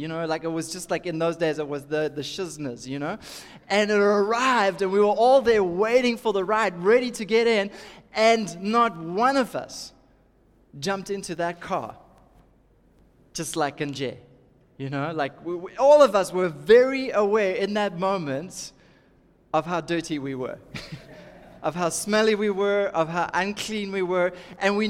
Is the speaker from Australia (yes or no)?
no; Durban, KwaZulu-Natal, South Africa; I'm from Durban